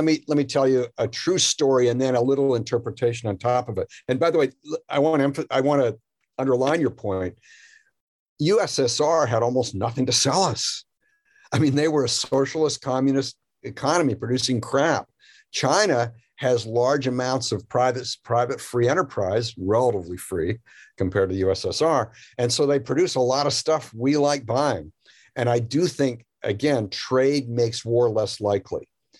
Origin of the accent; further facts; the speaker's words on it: Canada; now in United States; I moved here from Canada, as I mentioned, and I had this image of what United States was or could be.